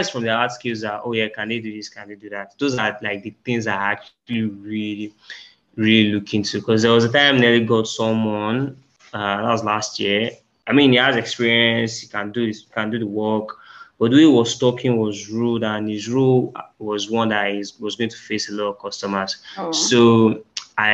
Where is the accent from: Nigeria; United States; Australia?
Nigeria; we're Nigerian, socks wearing is not really a culture